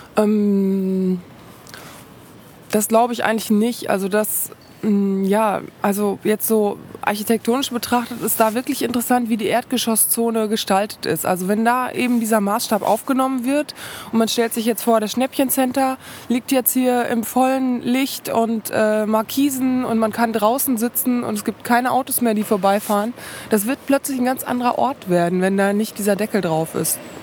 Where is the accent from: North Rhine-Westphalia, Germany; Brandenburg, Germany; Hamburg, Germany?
North Rhine-Westphalia, Germany; Paderborn; moved away as an adult; also born or lived in Düsseldorf / Berlin / Dresden; ich komme aus Paderborn. Ich bin aber nach dem Abitur mit wehenden Fahnen äh, hier weggegangen und bin vor fünf Jahren nach 17 Jahren Abwesenheit zurückgekommen.